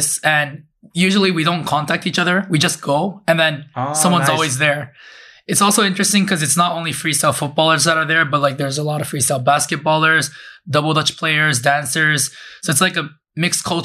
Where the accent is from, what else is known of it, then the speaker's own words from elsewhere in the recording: Tokyo, Japan; I'm from Tokyo and I'm 23 years old.